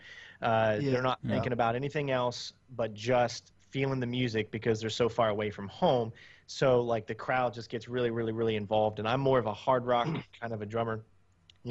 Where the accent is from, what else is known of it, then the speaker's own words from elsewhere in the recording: United States; I'm from the United States